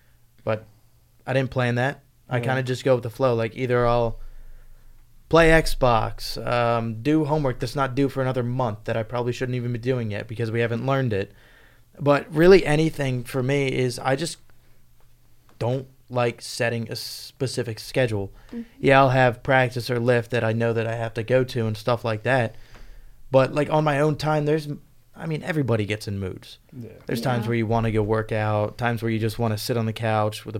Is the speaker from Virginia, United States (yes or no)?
yes; Virginia, United States; moved away as an adult; now in Pennsylvania, United States; I'm from Virginia